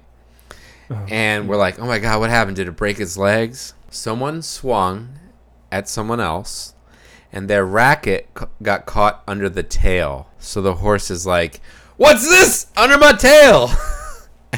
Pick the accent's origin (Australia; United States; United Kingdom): United States; Pennsylvania; now in New Hampshire, United States; We grew up in Pennsylvania.